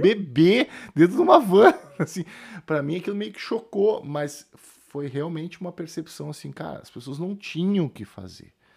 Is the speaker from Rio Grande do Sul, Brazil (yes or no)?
yes; Rio Grande do Sul, Brazil; now in São Paulo, Brazil; estou gravando do Rio Grande do Sul, na minha terra natal